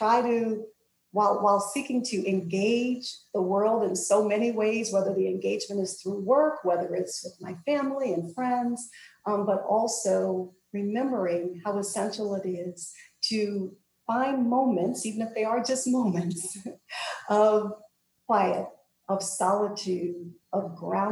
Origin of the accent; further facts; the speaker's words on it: New Jersey, United States; I'm from New Jersey, and we lived about an hour and a half away from the shore and would go down the shore, as New Jerseyans say